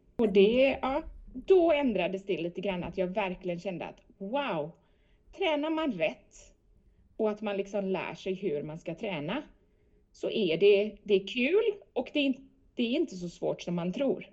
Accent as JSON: {"language": "Swedish", "country": "Sweden", "moved": "yes"}